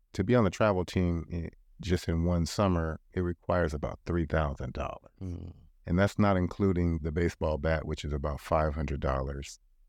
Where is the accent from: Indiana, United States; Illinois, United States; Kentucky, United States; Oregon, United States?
Oregon, United States; Portland; I remember growing up in North and Northeast Portland at Peninsula Sportsmen, Riverside, Wilshire, Interstate.